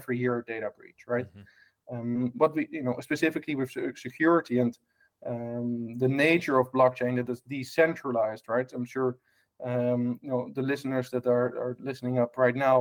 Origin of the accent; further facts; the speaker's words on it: Amsterdam, North Holland, Netherlands; English is a second language; moved away; I was born in a hotel back in Amsterdam in Holland, hence my strange accent.